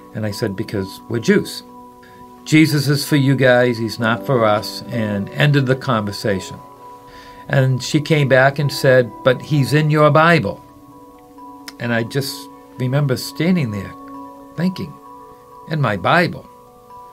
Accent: Boston, Massachusetts, United States; moved away; also born or lived in San Francisco; I was born and raised in Boston, Massachusetts

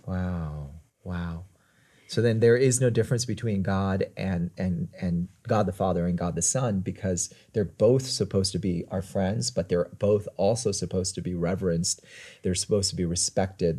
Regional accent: United States; accent: American; I'm American

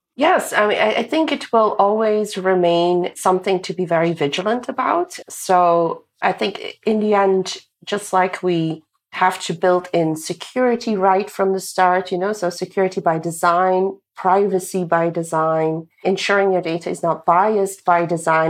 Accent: Belgium; moved away as an adult; I'm originally from Belgium

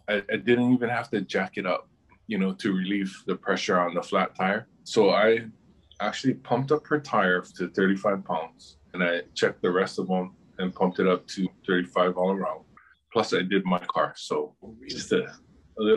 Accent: Honolulu, Hawaii, United States; also born or lived in Kailua, Hawaii; that was in downtown, actually. Then my dad lived in Kailua, where he still lives now. And so I was the one that actually went back and forth between Kailua and town the most

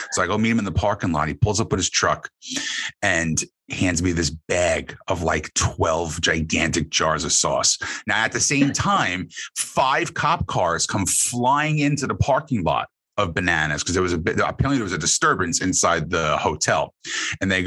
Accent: New Jersey, United States

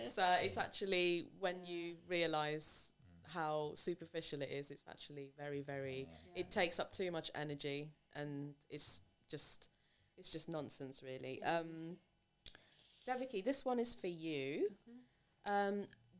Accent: Philippines; I know that I'm Asian. I'm Filipino. I have Asian features.

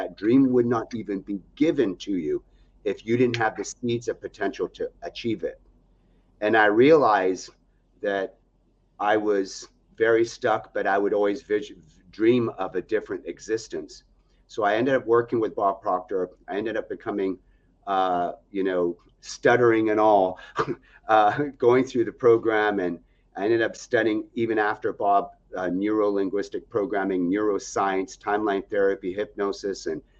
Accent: Algeria; also born or lived in Nebraska, United States; I was born in Nebraska, and then 6 months old as a baby, we then moved to Algeria in Africa, a third world country.

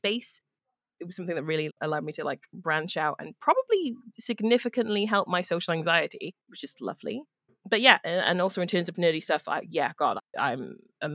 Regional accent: Cardiff, Wales, United Kingdom; I'm originally from Cardiff in Wales, which is in the UK

